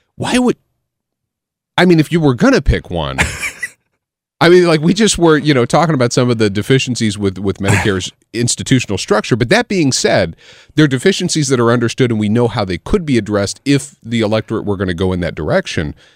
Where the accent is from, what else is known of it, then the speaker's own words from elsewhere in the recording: Illinois, United States; I grew up in Illinois